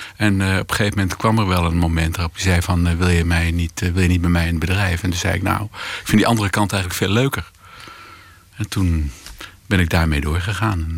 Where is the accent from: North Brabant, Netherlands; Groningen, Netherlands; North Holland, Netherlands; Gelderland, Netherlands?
North Holland, Netherlands; Hilversum; ik kom uit Hilversum